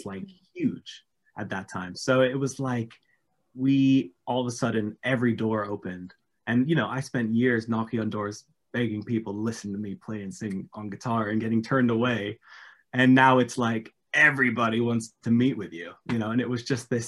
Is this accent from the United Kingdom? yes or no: yes; England, United Kingdom; now in Los Angeles, United States; as a Brit